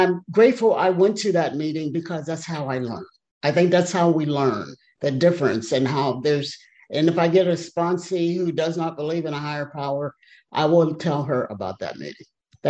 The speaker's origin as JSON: {"language": "English", "region": "Virginia", "country": "United States", "said": "from Virginia."}